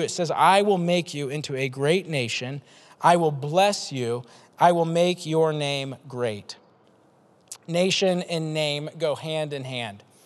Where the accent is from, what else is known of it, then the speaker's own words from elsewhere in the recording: Des Moines, Iowa, United States; I'm from Des Moines, 515 Southeast Polk